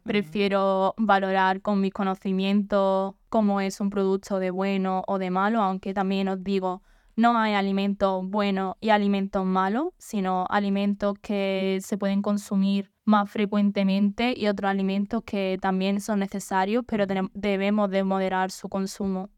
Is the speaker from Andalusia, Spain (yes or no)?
yes; Manilva, Andalusia, Spain; soy del mismo pueblo de Elena, de bueno, de yo soy precisamente de Manilva